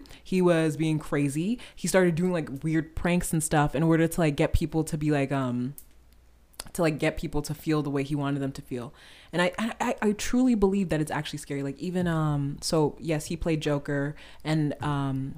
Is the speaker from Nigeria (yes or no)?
yes; Nigeria; I'm Nigerian